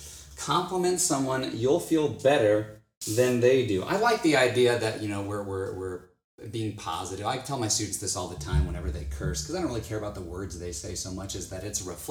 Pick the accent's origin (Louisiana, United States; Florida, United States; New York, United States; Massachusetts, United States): Florida, United States; I'm from Florida.